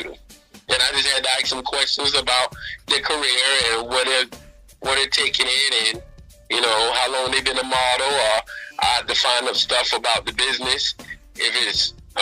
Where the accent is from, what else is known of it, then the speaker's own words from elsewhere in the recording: West Palm Beach, Florida, United States; West Palm Beach, 561 Florida. Shout out. That's my hometown